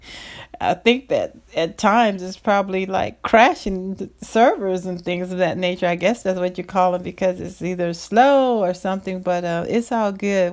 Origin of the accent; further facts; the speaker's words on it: the South, United States; I'm from the South